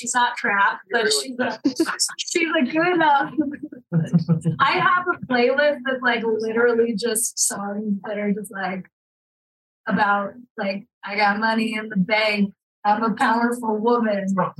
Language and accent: English; Maryland, United States; now in Utah, United States; I grew up in Maryland, like kind of on the foothills of the Appalachian Mountains.